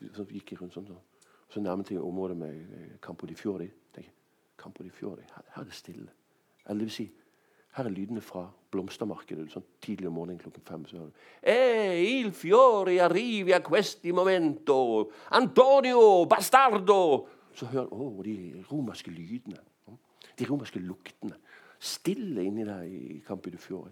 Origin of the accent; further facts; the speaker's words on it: Bergen, Vestland, Norway; moved away as an adult; also born or lived in Rome; jeg vokste opp uh, i Bergen på 70-tallet, så var det nesten bare bergensere her